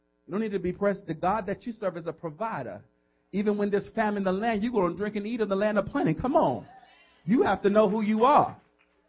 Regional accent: New York City, New York, United States; moved away as an adult; now in Hackensack, United States; I'm really from New York City, from the Boogie Down Bronx

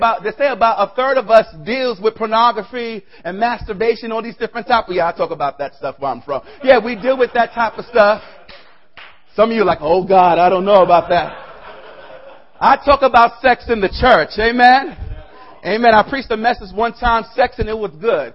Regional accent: New York City, New York, United States; I'm originally from the South Bronx

